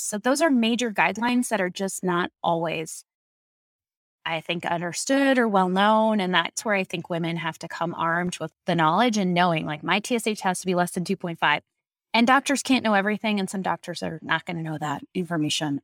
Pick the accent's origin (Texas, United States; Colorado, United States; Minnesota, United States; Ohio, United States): Colorado, United States; I grew up in Colorado